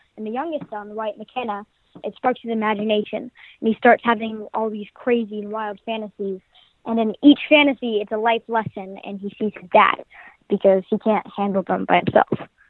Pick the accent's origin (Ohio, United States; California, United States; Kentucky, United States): California, United States; I'm from California